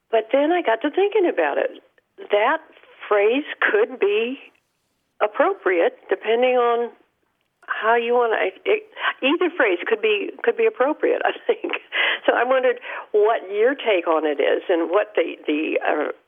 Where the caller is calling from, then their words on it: Kerrville, Texas, United States; I'm calling from Kerrville, Texas.